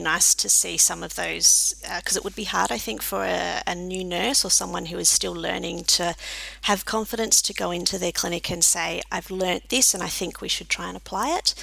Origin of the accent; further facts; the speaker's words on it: Adelaide, South Australia, Australia; also born or lived in Cook, South Australia / Reid, Western Australia / country Victoria; from Adelaide and still live here